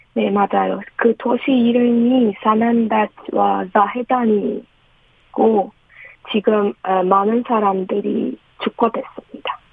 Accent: Iran; Korean is a second language; moved away as an adult; now in South Korea; 네, 이란에서 온

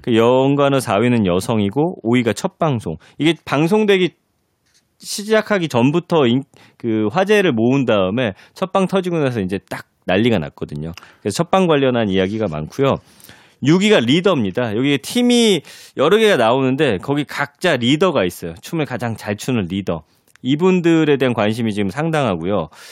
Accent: Daejeon, South Korea; moved away; 저는 대전 출신이잖아요.

